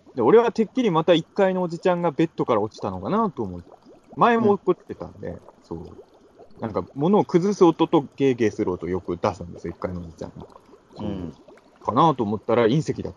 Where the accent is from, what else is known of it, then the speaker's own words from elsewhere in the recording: Ibaraki, Japan; now in Tokyo, Japan; 茨城の田舎者